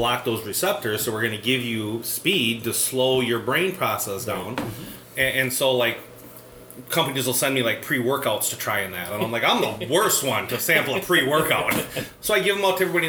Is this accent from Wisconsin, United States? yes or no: yes; Shell Lake, Wisconsin, United States; also born or lived in Des Plaines, Illinois; I think we moved up when I was 4 or 5. So I consider Shell Lake home